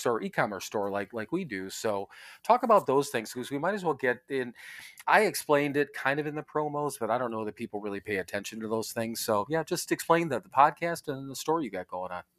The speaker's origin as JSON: {"language": "English", "town": "Parma", "region": "Ohio", "country": "United States", "tie": "born or raised there", "moved": "yes", "said": "I was born in Parma, Ohio, which is out in the Cleveland area"}